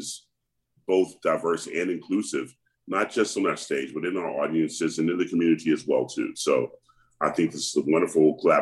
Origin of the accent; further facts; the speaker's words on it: Atlanta, Georgia, United States; I grew up in King Forest subdivision of Atlanta, Georgia